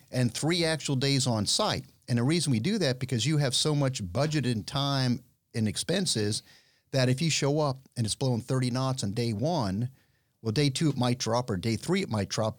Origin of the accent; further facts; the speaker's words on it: Miami, Florida, United States; I'm born and raised in Miami